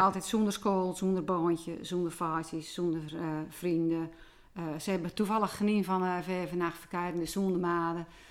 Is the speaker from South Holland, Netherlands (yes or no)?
no; Volendam, North Holland, Netherlands; also born or lived in Edam; ik kom natuurlijk van Volendam